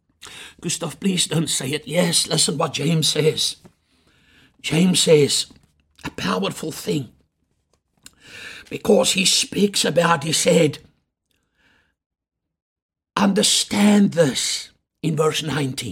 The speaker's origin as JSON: {"language": "English", "town": "Chingola", "region": "Copperbelt Province", "country": "Zambia", "tie": "born or raised there", "moved": "yes", "lives_now": "South Africa", "said": "I was born in Shingola in Zambia."}